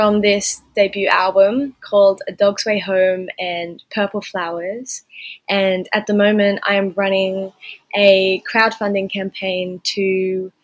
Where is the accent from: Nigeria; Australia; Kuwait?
Australia; Eltham, New South Wales; I grew up in Eltham, Northern New South Wales